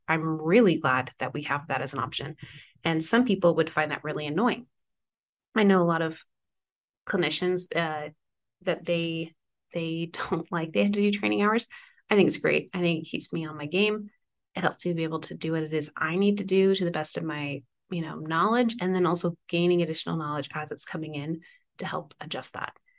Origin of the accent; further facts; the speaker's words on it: East Coast, United States; moved away; I grew up on the East Coast when I was younger, for the most part